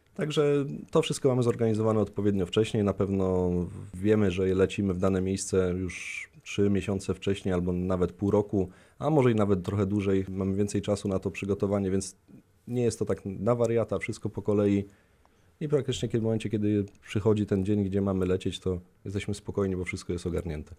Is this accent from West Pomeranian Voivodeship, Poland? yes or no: yes; Koszalin, West Pomeranian Voivodeship, Poland; moved away; pochodzę z nadmorza, z Koszalina